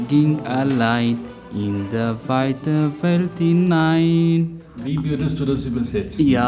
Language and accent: German; Somalia; German is a second language; now in Austria; komme aus also Somalia.